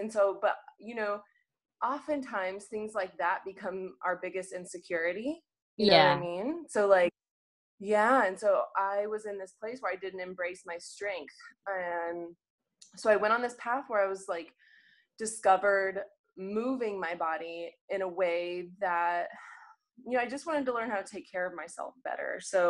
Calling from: Phoenix, Arizona, United States; So, yep, I am joining you from Phoenix. It is super hot right now this year. So I'm new to Phoenix.

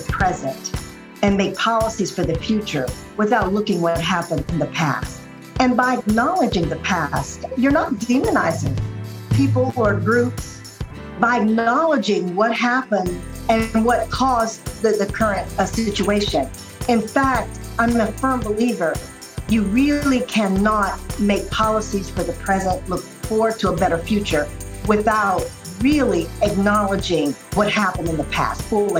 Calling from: Ohio, United States; I live about an hour outside of Washington, D.C., but I'm calling in from my parents' farm in Ohio.

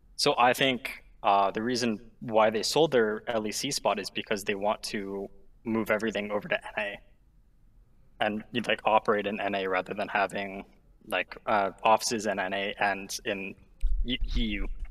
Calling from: Ontario, Canada; I am calling from Ontario, Canada

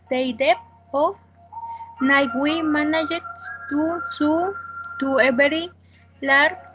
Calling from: Mexico City, Mexico; I am calling from Mexico City.

